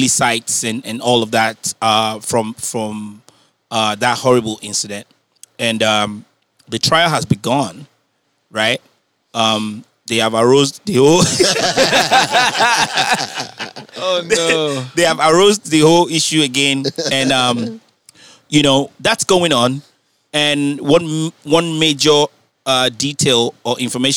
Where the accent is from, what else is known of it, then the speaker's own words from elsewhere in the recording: Nigeria; moved away; growing up in Nigeria